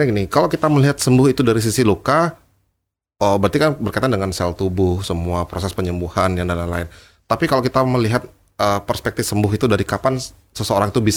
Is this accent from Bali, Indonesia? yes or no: yes; Bali, Indonesia; saya senang ya sama ton kita orang Bali